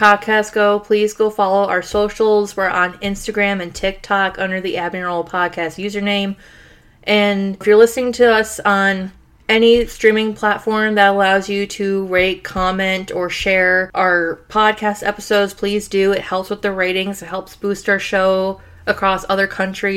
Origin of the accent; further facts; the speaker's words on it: Rochester, New York, United States; we're from Rochester originally